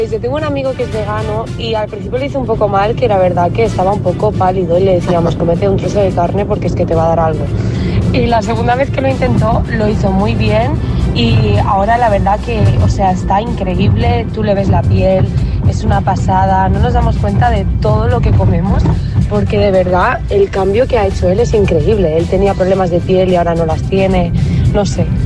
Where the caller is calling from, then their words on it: Toledo, Castilla-La Mancha, Spain; de Toledo.